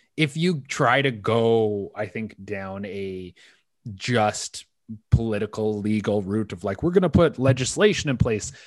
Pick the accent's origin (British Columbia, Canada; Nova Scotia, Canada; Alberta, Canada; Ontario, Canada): British Columbia, Canada; West Coast Canada; now in Toronto, Canada; I grew up in on in West Coast Canada.